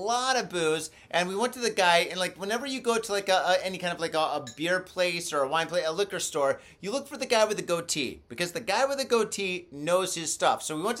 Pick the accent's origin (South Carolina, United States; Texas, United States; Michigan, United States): Michigan, United States; moved away as an adult; now in Japan; I'm in my home state of Michigan. Beautiful Michigan.